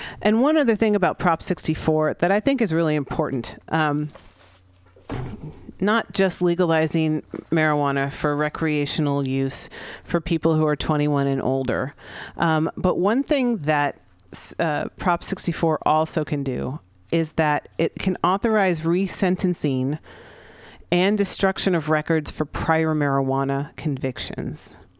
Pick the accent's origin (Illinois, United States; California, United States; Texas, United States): California, United States; San Francisco; here in San Francisco, my hometown.